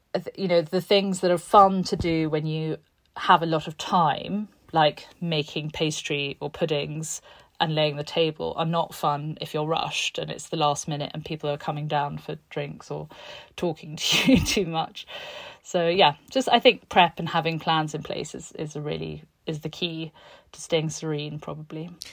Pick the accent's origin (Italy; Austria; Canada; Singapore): Italy; Tuscany; also born or lived in London; now in Florence, Italy; I grew up in this, um, in this farmhouse on a beautiful hill in Tuscany between Siena and Montalcino